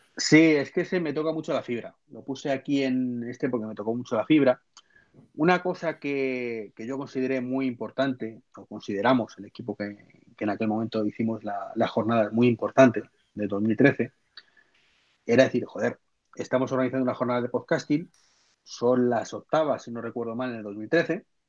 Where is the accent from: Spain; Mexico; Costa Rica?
Spain; Madrid, Community of Madrid; yo soy de Madrid